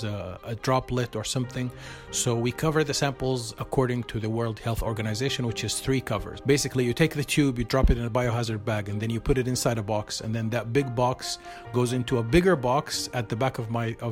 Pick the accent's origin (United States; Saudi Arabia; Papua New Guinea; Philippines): Saudi Arabia; Medina, Medina Province; now in Thuwal, Saudi Arabia; I'm originally from Medina. So all my family, my parents, uncles, everyone is in Medina